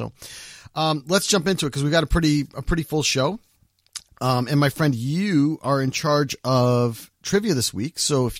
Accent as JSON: {"language": "English", "town": "East Hartford", "region": "Connecticut", "country": "United States", "tie": "born or raised there", "said": "my hometown, East Hartford, Connecticut."}